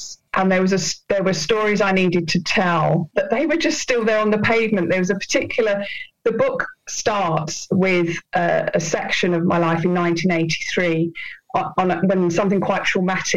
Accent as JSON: {"language": "English", "town": "Penge", "region": "London", "country": "United Kingdom", "tie": "born or raised there", "said": "growing up in Penge with my mum and dad."}